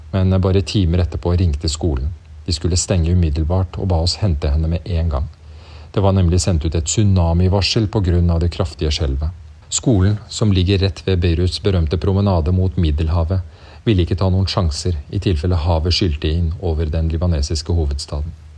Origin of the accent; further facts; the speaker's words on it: Norway; Som nordmenn